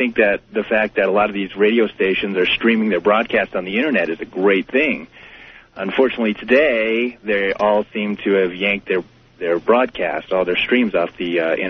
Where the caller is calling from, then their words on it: Flagstaff, Arizona, United States; I'm calling from Flagstaff, Arizona.